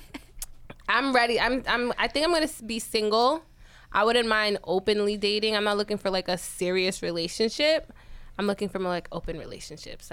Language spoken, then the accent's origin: English; New York City, New York, United States; We're from Jamaica